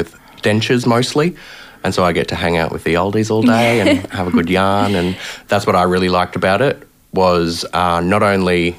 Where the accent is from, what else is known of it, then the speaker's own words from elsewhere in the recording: Brisbane, Queensland, Australia; I was born and raised here in Brisbane